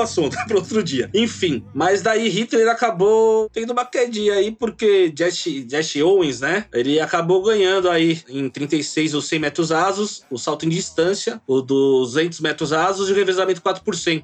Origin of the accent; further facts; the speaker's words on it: Brazil; nós somos brasileiros